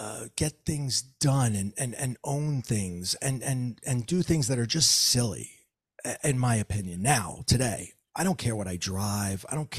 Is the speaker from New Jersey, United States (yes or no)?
yes; New Jersey, United States; And sorry for all the four letter words because I'm from Jersey.